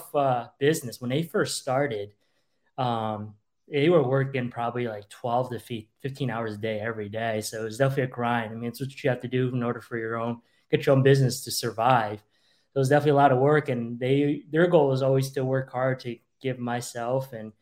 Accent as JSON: {"language": "English", "town": "Rotterdam", "region": "New York", "country": "United States", "tie": "born or raised there", "also_born_or_lived": "Hong Kong", "second_language": "English", "said": "when I was 6 years old, I was growing up in Rotterdam, just outside of Schenectady. That's where my family settled after we actually moved here from Hong Kong a few years earlier"}